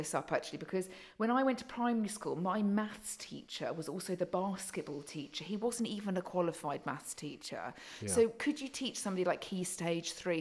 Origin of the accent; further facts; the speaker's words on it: Surrey, South East England, United Kingdom; accent: posh; I was brought up in Surrey